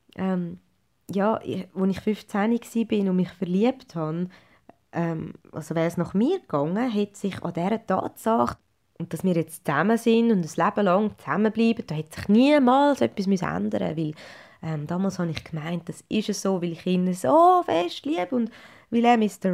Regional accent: Zurich, Switzerland; moved away as an adult; now in Schaffhausen, Switzerland; dass ich Ende 2016 sogar meinen Heimatkanton, mein geliebtes Zürich, hinter mir gelassen habe

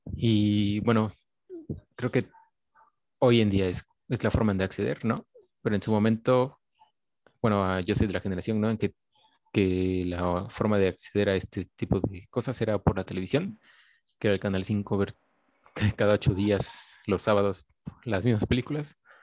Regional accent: Coatepec, Veracruz, Mexico; yo soy de pues de Coatepec, de un lugar donde no había cine

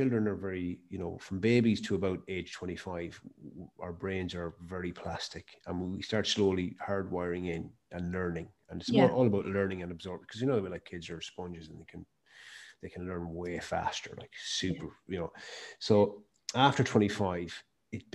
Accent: Mayo, Connacht, Ireland; I started my business in my hometown, and I'm from Mayo

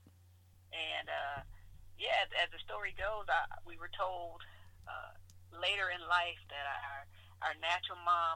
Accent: Norfolk, Virginia, United States; Born and raised in Norfolk, Virginia

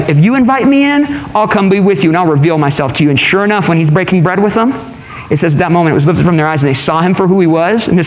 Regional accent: California, United States; now in McKinney, United States; I'm from California

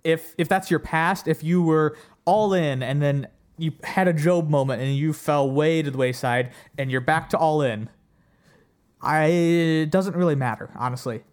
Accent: Ohio, United States; I'm from Ohio

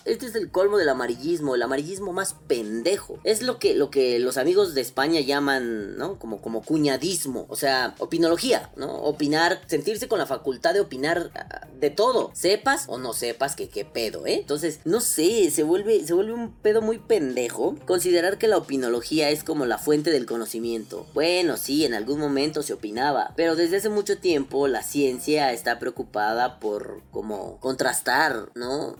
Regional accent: Mexico; como mexicano

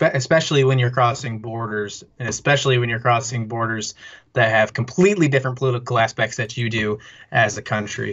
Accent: United States; as an American

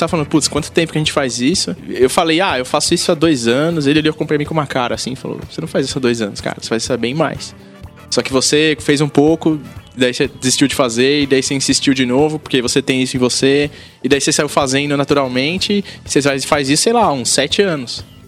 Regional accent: São Paulo, Brazil; Eu nasci em São Paulo, na Zona Norte, daquela janela da dá para ver meu prédio. E eu cresci aqui, muito perto daqui

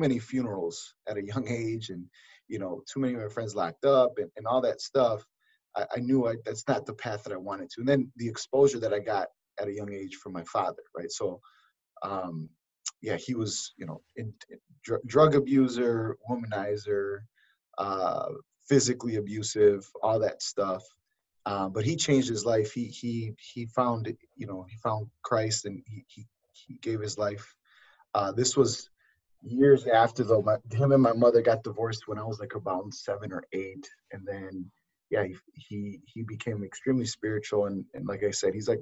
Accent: Milwaukee, Wisconsin, United States; also born or lived in Costa Rica; born in Costa Rica, but raised in Milwaukee

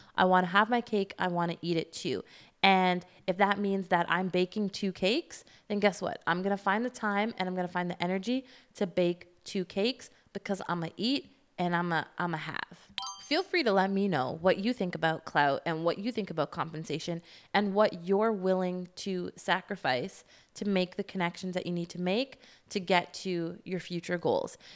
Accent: Canada; I'm Canadian

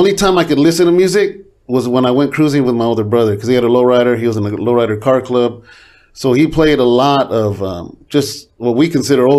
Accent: Tracy, California, United States; now in Stockton, United States; I was born and raised in Tracy.

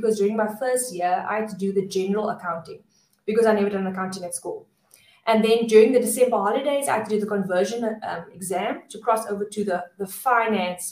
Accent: Cape Town, Western Cape, South Africa; I am from Cape Town, born and bred.

